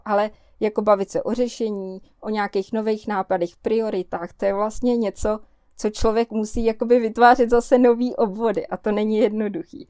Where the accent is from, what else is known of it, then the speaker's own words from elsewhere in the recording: Prague, Czechia; moved away as an adult; now in Kňovice, Czech Republic; my jsme z Prahy, že jo, a tam jsme žili dost jakoby izolovaně